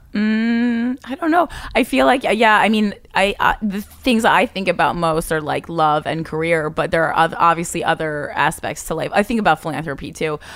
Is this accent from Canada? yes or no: no; New Jersey, United States; I'm from New Jersey